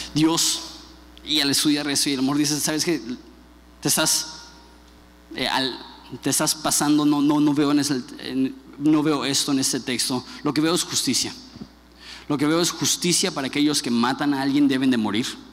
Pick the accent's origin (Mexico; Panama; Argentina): Mexico; como buen mexicano